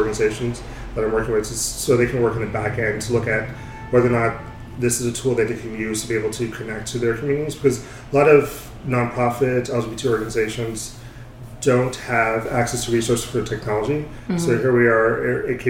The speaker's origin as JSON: {"language": "English", "region": "New Jersey", "country": "United States", "tie": "born or raised there", "also_born_or_lived": "California", "moved": "as an adult", "lives_now": "New York, United States", "said": "I was born in New York, grew up mostly in New Jersey"}